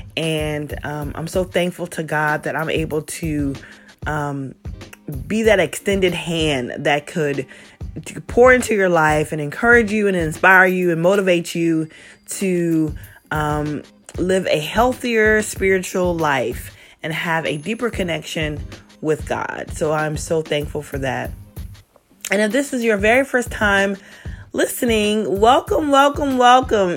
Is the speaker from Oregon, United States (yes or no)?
no; South Carolina, United States; moved away as an adult; also born or lived in Virginia; I'm born and raised in South Carolina.